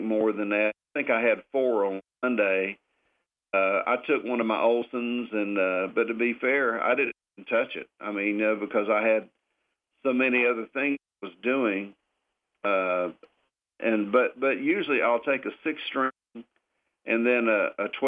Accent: Florida, United States; That's Florida, my home still. That's my home state, but that's home.

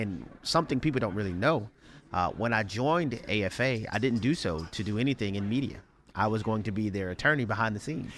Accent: New Orleans, Louisiana, United States; I grew up in New Orleans, Louisiana

